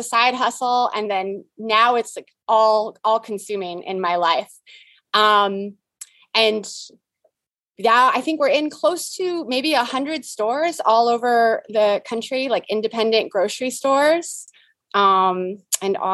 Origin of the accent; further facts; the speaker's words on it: San Diego, California, United States; moved away as an adult; also born or lived in Abu Dhabi; now in Texas, United States; I am from San Diego.